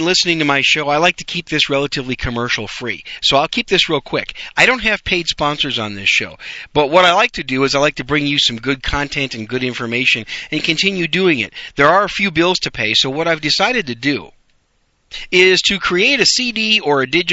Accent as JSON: {"language": "English", "region": "Wisconsin", "country": "United States", "tie": "born or raised there", "said": "I grew up in Wisconsin"}